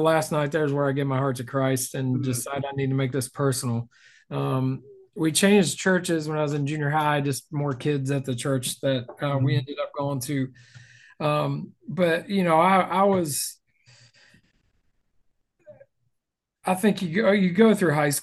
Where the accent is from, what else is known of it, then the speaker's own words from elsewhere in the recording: South Webster, Ohio, United States; accent: Southern; moved away as an adult; also born or lived in Lancaster, Ohio; now in Cedarville, United States; I'm from Southeast Ohio. So if you hear a Southern accent, that's why. It's right on the Ohio River, down near Kentucky, and a little town called South Webster.